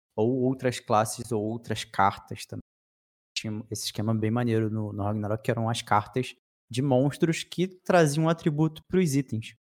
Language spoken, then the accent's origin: Portuguese; Rio de Janeiro, Brazil; Aqui no Rio de Janeiro, a gente é do Rio de Janeiro